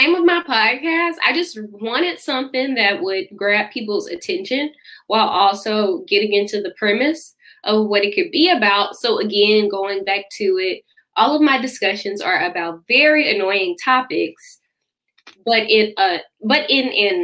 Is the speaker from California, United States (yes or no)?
no; St. Louis, Missouri, United States; born or raised there